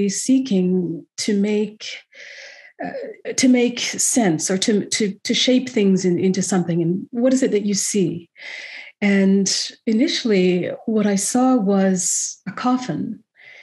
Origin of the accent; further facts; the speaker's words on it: West Coast, Canada; I'm from the West Coast